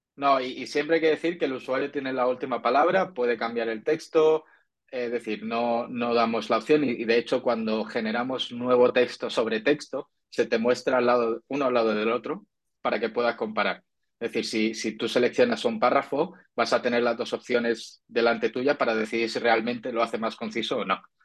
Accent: Andalusia, Spain; como yo soy andaluz

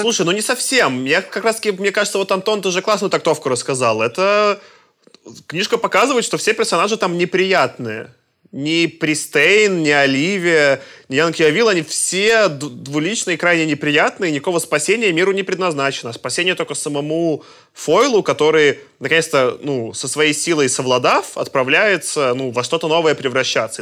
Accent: Belarus; я как белорус

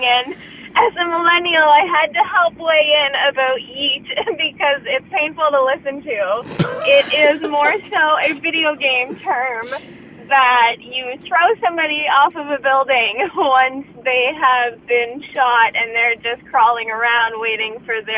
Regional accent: Truro, Nova Scotia, Canada; I'm from Truro

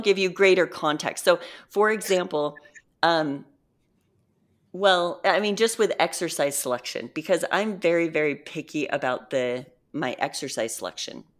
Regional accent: Utah, United States; I'm from Utah

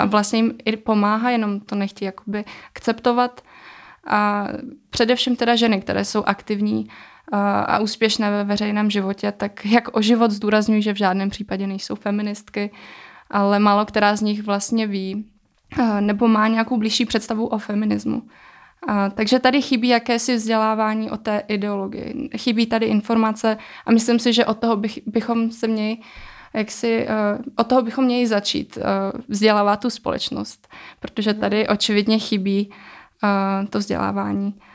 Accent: Czechia; jsem se narodila e, v České republice, takže už jsem tady e, vyrůstala

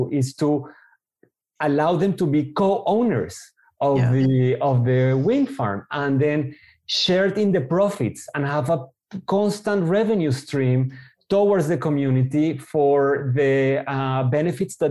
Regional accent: Colombia; moved away as an adult; also born or lived in Israel; now in Frankfurt, Germany; I moved from Colombia to Israel to do my university there. And when I arrived at 18 years old

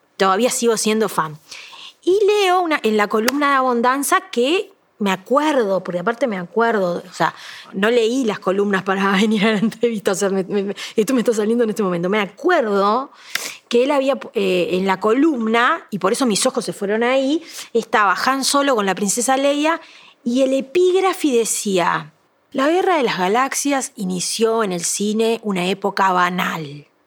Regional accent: Las Violetas, Canelones, Uruguay; yo me crié en Las Violetas, que es una zona de viñedos.

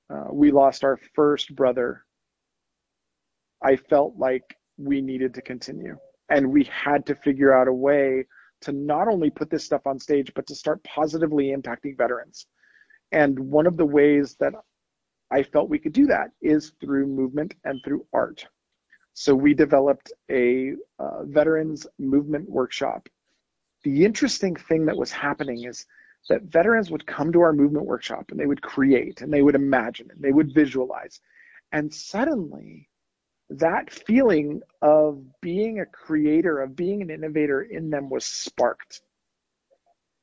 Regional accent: Albuquerque, New Mexico, United States; moved away; my hometown of Albuquerque, New Mexico

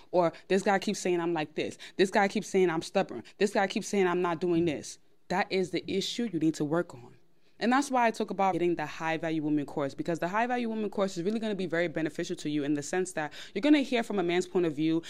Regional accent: New York, United States; I'm of Nigerian background. I was born in New York

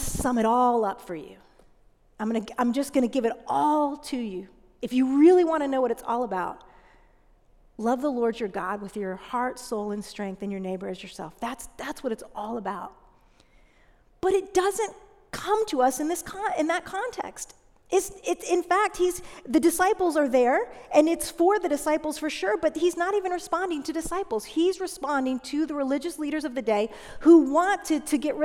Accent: United States; I grew up right outside of Washington, D.C., as a pastor's kid

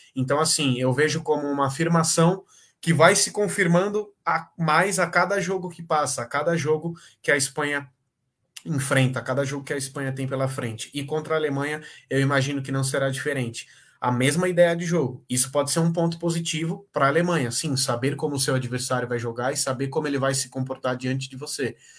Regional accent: Brazil; falando como brasileiro

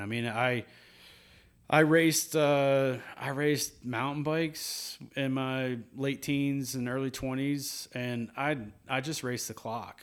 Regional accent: Louisville, Kentucky, United States; moved away; growing up in Kentucky.

